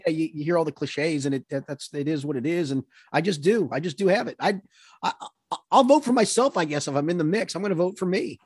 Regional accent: New York, United States; moved away; growing up in New York

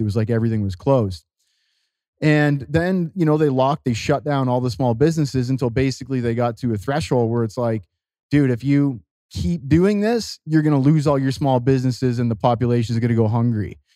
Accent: Canada; now in Costa Rica; I'm, uh, I'm a Canadian. I live in Costa Rica

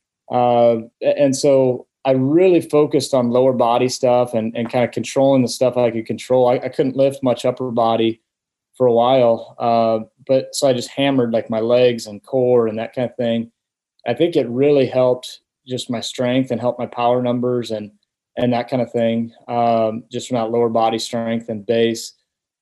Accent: Omaha, Nebraska, United States; growing up in Omaha

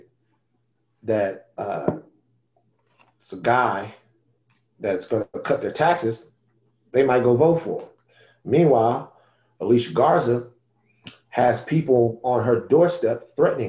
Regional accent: Baton Rouge, Louisiana, United States; I come from South Baton Rouge, Louisiana

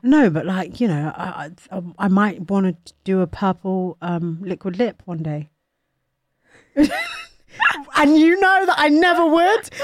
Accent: Nigeria; I am Nigerian

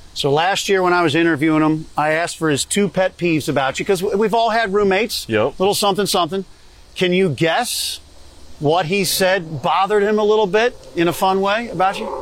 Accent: Delaware County, Philadelphia area, Pennsylvania, United States; I'm from the Philly area in Delco

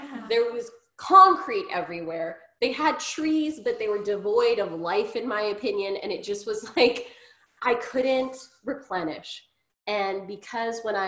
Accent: Grande Prairie, Alberta, Canada; now in Ottawa, Canada; growing up in Grand Prairie

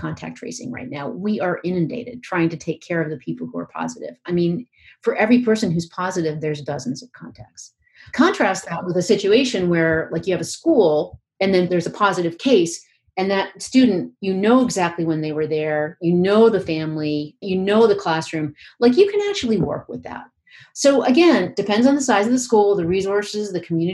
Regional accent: Pennsylvania, United States; I'm from Pennsylvania

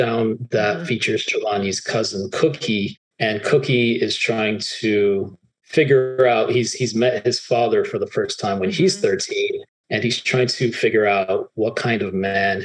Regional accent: Miami, Florida, United States; growing up in Miami, where, you know, it's truly a city of immigrants

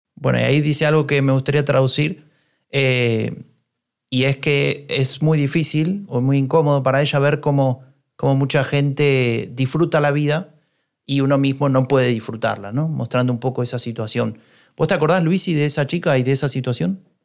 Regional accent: Argentina; now in Germany; siendo argentino

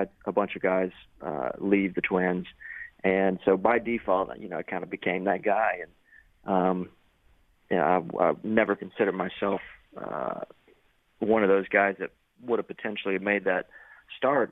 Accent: Shreveport, Louisiana, United States; growing up in Shreveport, Louisiana

